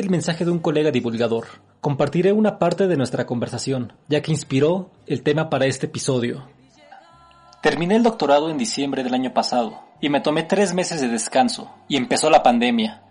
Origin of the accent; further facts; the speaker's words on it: Mexico; also born or lived in Mexico City; now in Apango, Mexico; vivir cerca del campus central de la máxima casa de estudios en mi país